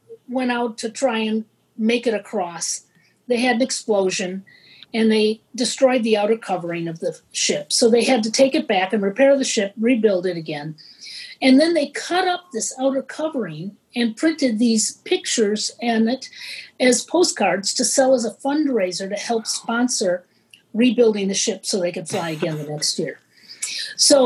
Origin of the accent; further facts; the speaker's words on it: Washington Island, Wisconsin, United States; This is one of two inhabited islands in Lake Michigan. That's where I was born.